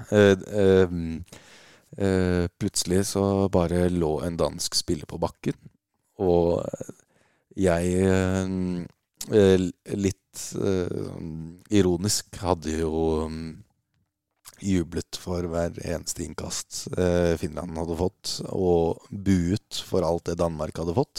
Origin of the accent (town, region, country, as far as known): Norway